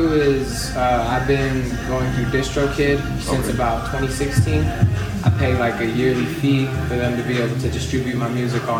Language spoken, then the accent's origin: English; Las Cruces, New Mexico, United States; originally from here, Las Cruces, New Mexico, born and raised. I've never lived anywhere else